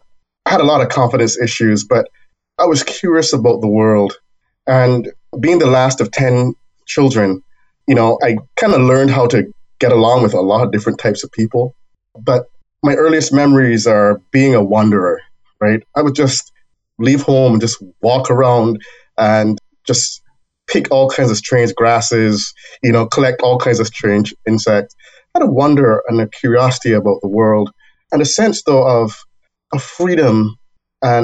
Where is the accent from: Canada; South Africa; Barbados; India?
Barbados; now in United States; I was born in Barbados